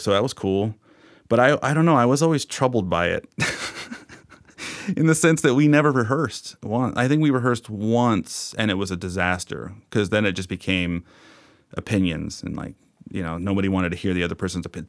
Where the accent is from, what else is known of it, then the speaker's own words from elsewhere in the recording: Bellingham, Washington, United States; growing up in Bellingham